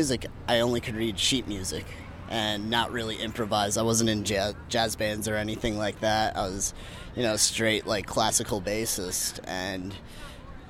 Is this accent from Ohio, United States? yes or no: no; Lansing, Michigan, United States; happening in my hometown